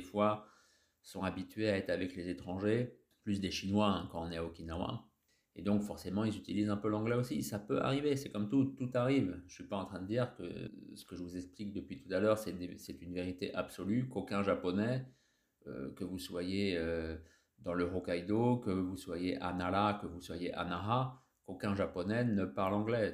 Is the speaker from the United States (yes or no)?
no; France; nous les Français, en anglais, on n'est pas très fort